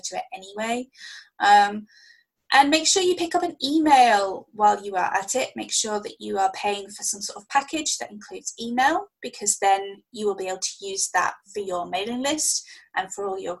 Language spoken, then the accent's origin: English; United Kingdom; we both make a big thing about being British